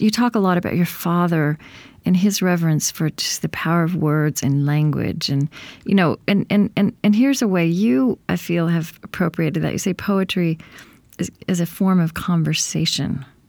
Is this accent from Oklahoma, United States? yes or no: yes; Oklahoma, United States; also born or lived in Minnesota; now in Saint Paul, United States; I, I grew up in Oklahoma